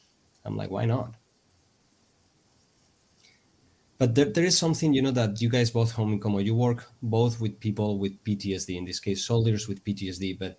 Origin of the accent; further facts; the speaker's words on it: Pamplona, Navarre, Spain; in my hometown, I live in Pamplona